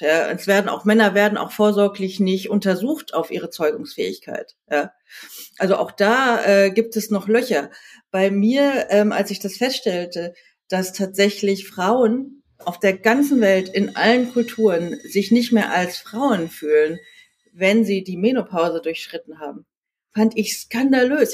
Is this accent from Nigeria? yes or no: no; South Korea; now in Berlin, Germany; Ich bin in Südkorea geboren.